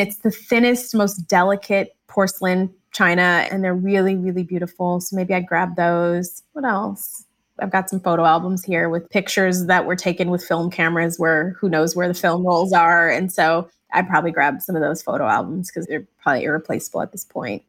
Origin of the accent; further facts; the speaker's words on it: Michigan, United States; I grew up in Michigan